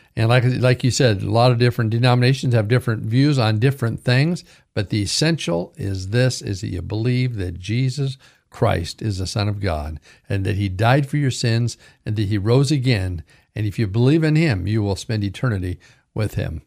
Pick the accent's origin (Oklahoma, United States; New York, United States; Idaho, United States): Idaho, United States; Caldwell; also born or lived in Pilot Rock, Oregon / Clarkston, Washington / Vancouver, Washington; I was raised in Pilton, Oregon, Clarkston, Washington, and mostly in Caldwell, Idaho